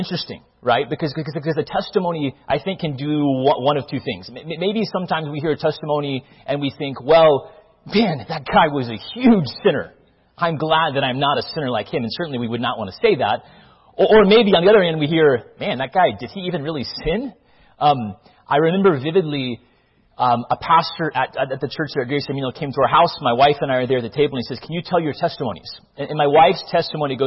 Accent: Northern Virginia, United States; also born or lived in Mobile, Alabama, United States; We then moved to Northern Virginia

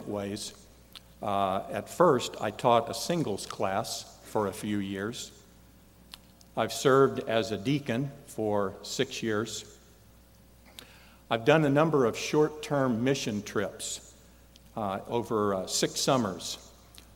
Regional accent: Indianapolis, Indiana, United States; moved away as an adult; also born or lived in Michigan; Indianapolis, my hometown

